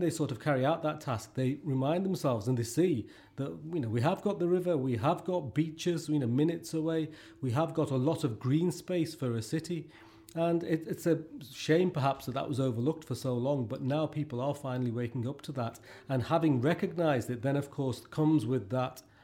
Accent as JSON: {"language": "English", "town": "Liverpool", "region": "North West England", "country": "United Kingdom", "tie": "born or raised there", "said": "I grew up in Liverpool in the 80s"}